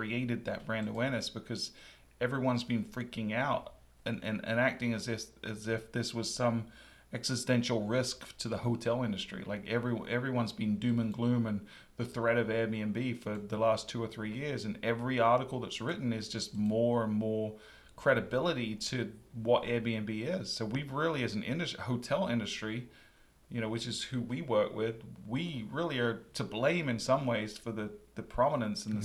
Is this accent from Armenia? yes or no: no; England, United Kingdom; now in United States; I'm from England